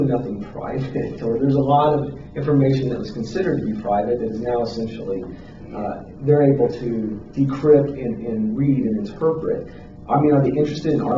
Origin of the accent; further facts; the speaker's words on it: United States; as the American people